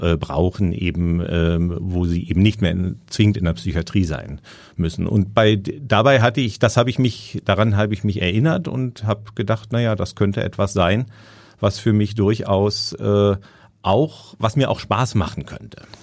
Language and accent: German; Berlin, Germany; now in Hamburg, Germany; ich bin äh, in Berlin aufgewachsen